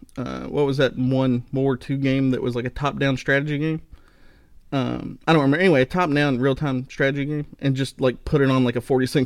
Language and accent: English; Ohio, United States; Come on, everybody already knows we're from Ohio.